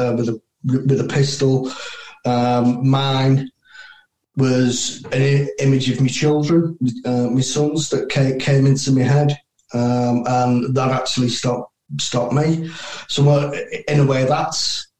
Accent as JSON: {"language": "English", "country": "United Kingdom", "said": "as a British soldier"}